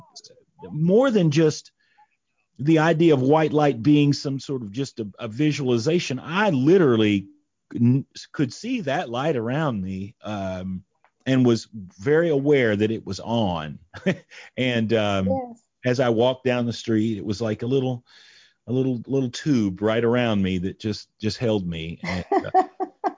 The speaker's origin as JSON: {"language": "English", "town": "Indianapolis", "region": "Indiana", "country": "United States", "also_born_or_lived": "New York", "moved": "yes", "said": "I'm from Indianapolis, Indiana"}